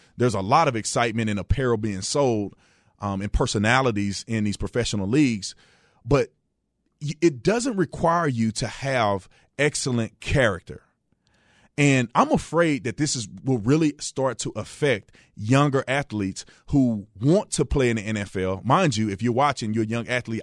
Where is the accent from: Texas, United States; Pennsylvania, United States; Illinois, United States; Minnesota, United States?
Texas, United States; Fort Worth; moved away; also born or lived in Arizona; I was born and raised in in Fort Worth, Texas